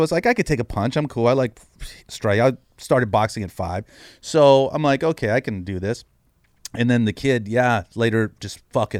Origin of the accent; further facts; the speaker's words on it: San Jose, California, United States; I'm from San Jose, born and raised in San Jose.